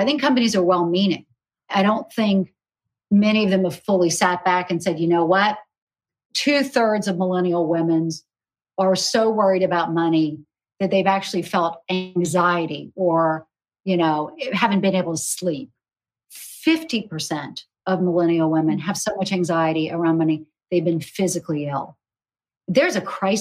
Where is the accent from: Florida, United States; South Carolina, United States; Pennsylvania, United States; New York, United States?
South Carolina, United States; when I was growing up in South Carolina